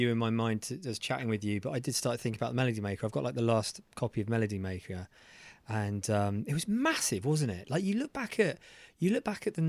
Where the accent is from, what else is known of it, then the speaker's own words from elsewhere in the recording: Guildford, South East England, United Kingdom; Guildford, my hometown